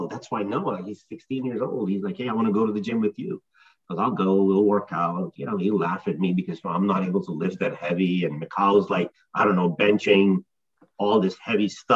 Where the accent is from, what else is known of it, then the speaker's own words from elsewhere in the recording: Pakistan; now in New Jersey, United States; I grew up in Pakistan in a fairly conservative family